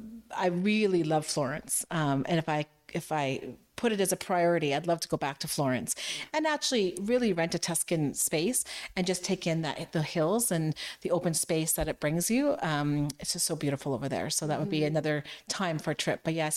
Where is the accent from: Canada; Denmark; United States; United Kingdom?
Canada; there's a more romantic culture there than I've experienced being a Canadian.